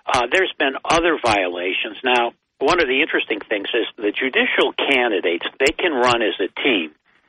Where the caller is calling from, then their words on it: Binghamton, New York, United States; Yeah, … from Binghamton.